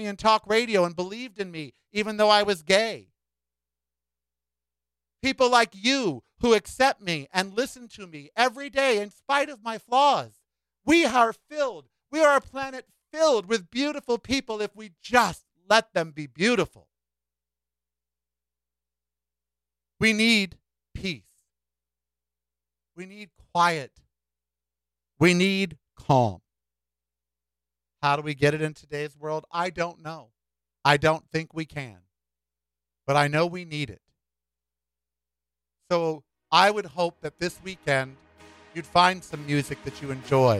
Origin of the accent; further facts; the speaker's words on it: United States; now in Las Vegas, United States; as an American